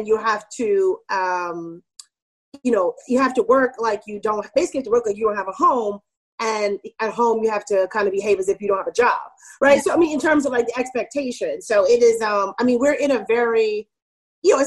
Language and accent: English; New York, United States; also born or lived in California / Germany / Maryland; I grew up in Queens, New York, mostly. I was like born in California. I lived in Germany, but most of my childhood was in New York.